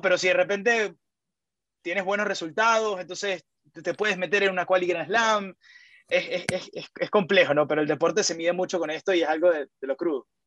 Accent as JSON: {"language": "Spanish", "country": "Venezuela", "said": "para uno como venezolano"}